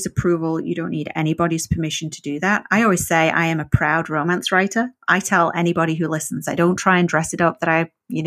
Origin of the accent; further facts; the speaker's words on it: the north of England, United Kingdom; first language English; moved away; I learned English in the north of England